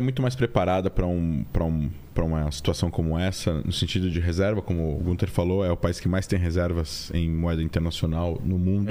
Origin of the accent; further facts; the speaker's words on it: Brazil; also born or lived in Israel; a gente como brasileiro, né, vivendo na América